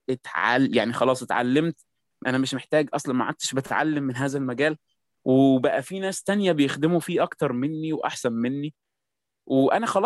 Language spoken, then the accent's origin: Arabic; Egypt; الكوميونيتيز بتاعت المبصرين عندنا في مصر